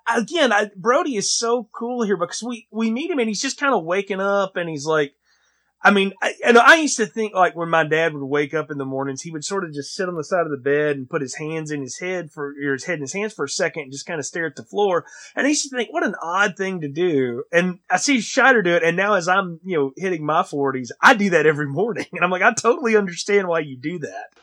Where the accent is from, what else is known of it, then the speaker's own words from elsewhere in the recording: the South, United States; growing up in the South